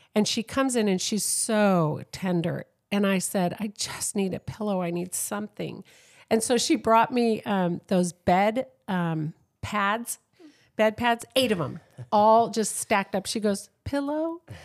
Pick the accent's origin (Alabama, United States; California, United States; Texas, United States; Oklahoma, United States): California, United States; San Diego; I'm from San Diego, San Diego